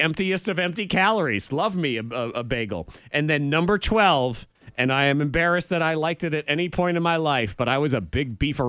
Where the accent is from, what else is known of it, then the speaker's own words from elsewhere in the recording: New England, United States; I grew up in New England.